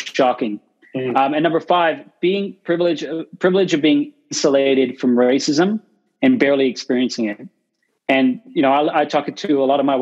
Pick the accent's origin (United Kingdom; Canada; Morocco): Canada; growing up in Canada